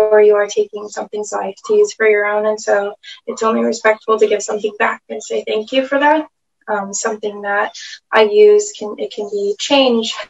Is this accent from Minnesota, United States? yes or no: no; California, United States; I am from the Nashville people in California.